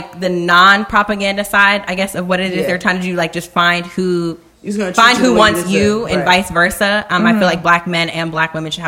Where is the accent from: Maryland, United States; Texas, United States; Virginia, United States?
Maryland, United States; Howard County; we grew up in Howard County.